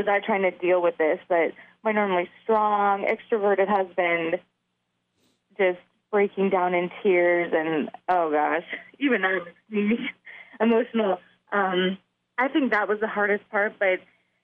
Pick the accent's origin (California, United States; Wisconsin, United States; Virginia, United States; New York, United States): California, United States; moved away; She went to my home state of California